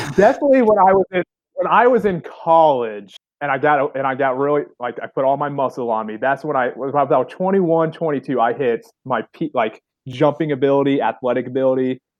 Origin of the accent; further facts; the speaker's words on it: Southern Illinois, United States; my hometown's about 45 minutes north of Kentucky